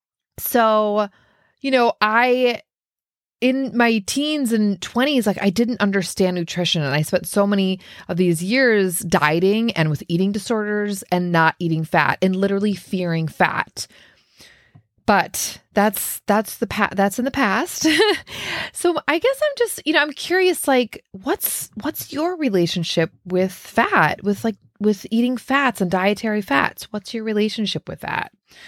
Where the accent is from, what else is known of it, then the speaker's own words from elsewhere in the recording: Minnesota, United States; growing up in Minnesota, and I was might as well have been the dairy queen.